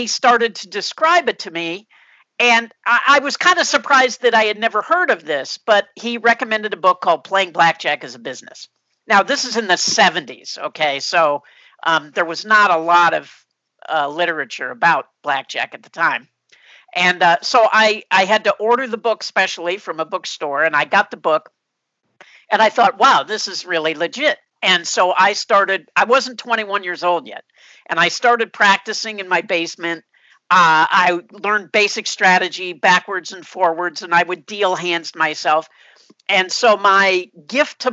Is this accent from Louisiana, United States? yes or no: no; outside Chicago, Illinois, United States; I grew up outside Chicago, and I went to college in Chicago.